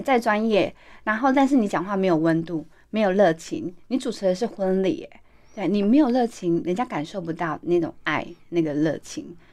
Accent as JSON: {"language": "Chinese", "country": "Taiwan", "said": "我们台湾人"}